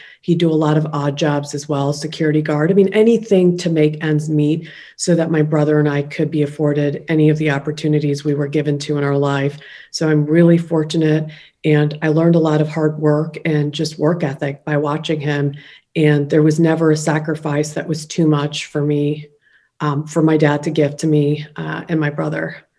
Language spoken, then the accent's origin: English; Ohio, United States; also born or lived in Kolkata, India; born in India, made in Ohio. I was born in Calcutta.